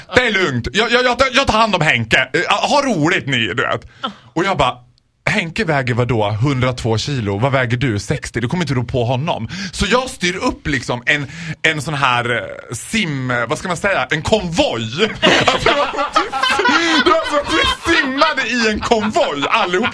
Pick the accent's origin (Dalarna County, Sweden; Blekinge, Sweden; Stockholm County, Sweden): Dalarna County, Sweden; Borlänge; jag är ändå från Borlänge